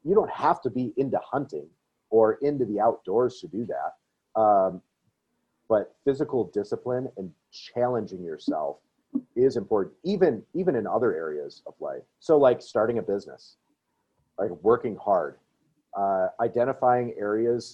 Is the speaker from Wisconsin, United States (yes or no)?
yes; Wisconsin, United States; I grew up in Wisconsin